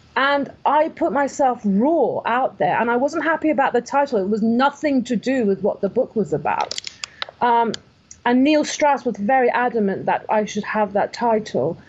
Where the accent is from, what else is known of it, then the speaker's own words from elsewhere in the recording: Iran; moved away; I was born in Iran in 1973